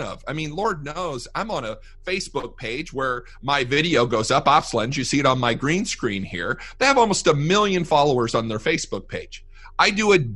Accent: Fort Wayne, Indiana, United States; moved away as an adult; now in Fort Worth, United States; we moved down here to Fort Worth. We're originally from Fort Wayne, Indiana

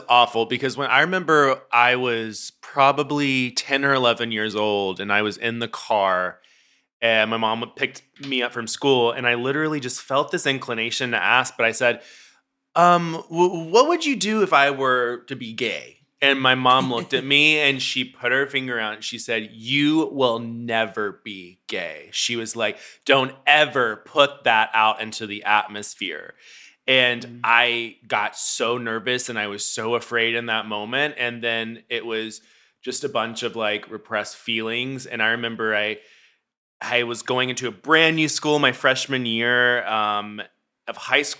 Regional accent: Memphis, Tennessee, United States; now in Los Angeles, United States; Ooh, well, Memphis was I was brought up Southern Baptist, very conservative, very all

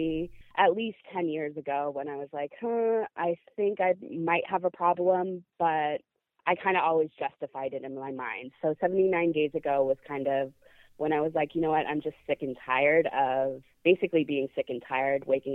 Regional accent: San Francisco, California, United States; I was born and raised in San Francisco.

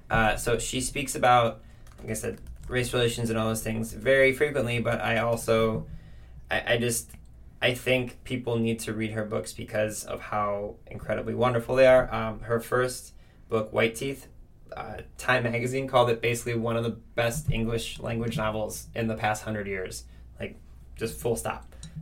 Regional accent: Lorain, Ohio, United States; she's from my hometown in Lorain, Ohio.

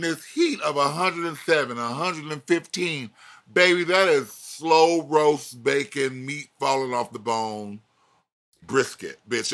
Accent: Florida, United States; I'm from Florida

